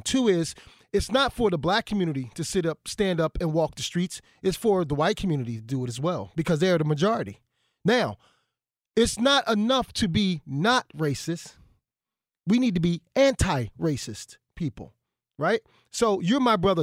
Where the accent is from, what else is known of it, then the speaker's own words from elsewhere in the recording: Philadelphia, Pennsylvania, United States; I'm from Philadelphia